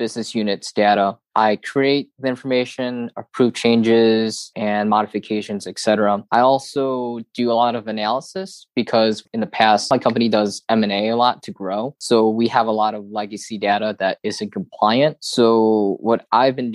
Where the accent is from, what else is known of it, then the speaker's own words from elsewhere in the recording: Detroit, Michigan, United States; also born or lived in Dayton, Ohio; I grew up around Detroit, Michigan